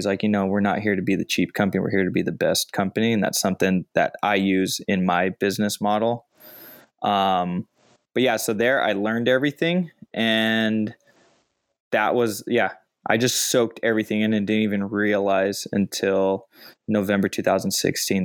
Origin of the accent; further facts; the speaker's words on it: Chino Hills, California, United States; where I grew up in Chino Hills